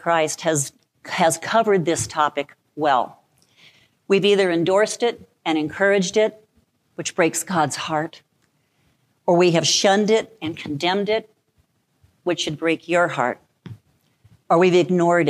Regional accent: Albuquerque, New Mexico, United States; moved away as an adult; now in Cleveland Heights, United States; I'm born and raised in Albuquerque, New Mexico.

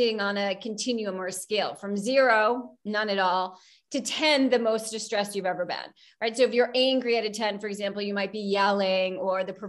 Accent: outside of New York, United States; moved away as an adult; now in Chicago, United States; I grew up outside of New York

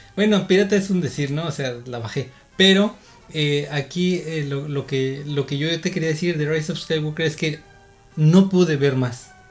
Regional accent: State of Mexico, Mexico; now in Baja California, Mexico; Yo nací en el Estado de México, de allá soy, de allá vengo. Actualmente estoy viviendo aquí en Baja California

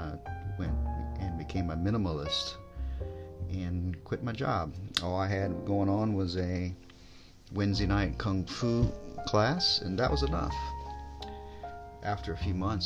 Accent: United States; moved away as an adult; now in Japan; I'm an American expat. I came to Japan 20 years ago

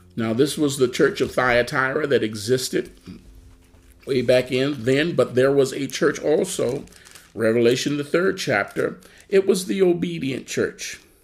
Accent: United States; I, am American. Uh, I'm an American citizen. I love the U.S. Amen. I love my country.

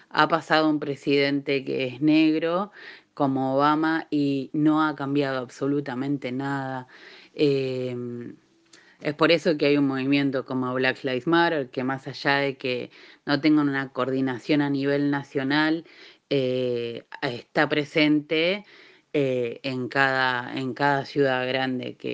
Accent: Argentina; now in California, United States; Nosotras, como migrantes argentinas, feministas, que vivimos en el área de la bahía y sus alrededores en California

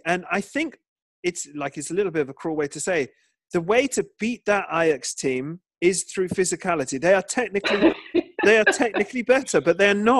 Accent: United Kingdom; Because we're British.

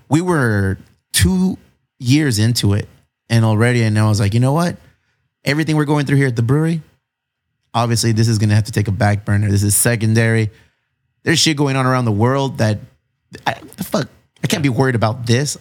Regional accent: National City, California, United States; I'm Mexican. I grew up in National City

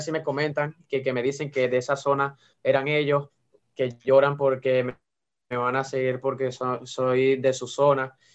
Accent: Venezuela; de que soy venezolano y que se sientan orgullosas de que, de que yo esté aquí dando amor a toda Venezuela

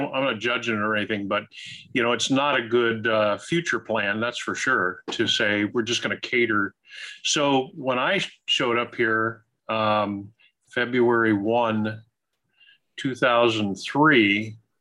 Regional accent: Ohio, United States; moved away as an adult; also born or lived in Kentucky / Indiana; now in Naples, United States; I grew up in Ohio

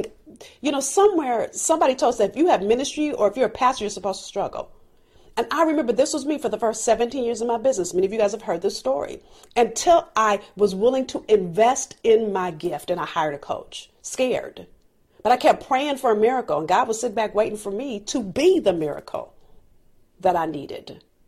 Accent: California, United States; I'm from California. I don't know how to drive in the snow.

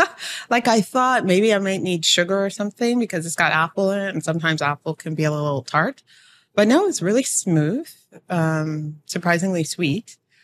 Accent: Toronto, Ontario, Canada; Well, I am from Toronto.

